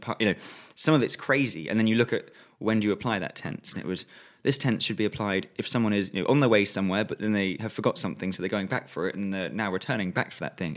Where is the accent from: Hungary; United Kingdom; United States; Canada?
United Kingdom; England